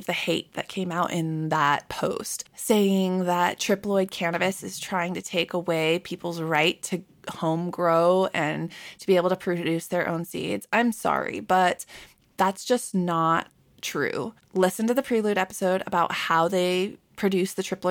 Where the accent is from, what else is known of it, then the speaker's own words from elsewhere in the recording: Southern California, United States; moved away; also born or lived in Michigan; growing up in SoCal